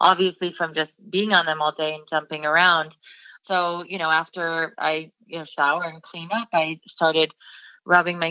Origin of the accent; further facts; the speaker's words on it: Canton, Ohio, United States; I grew up in Canton, Ohio.